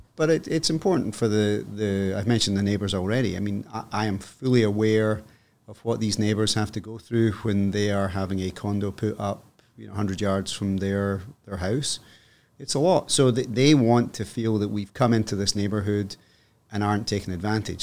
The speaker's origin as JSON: {"language": "English", "region": "Scotland", "country": "United Kingdom", "also_born_or_lived": "Hong Kong", "moved": "as an adult", "lives_now": "Toronto, Canada", "said": "I am Scottish"}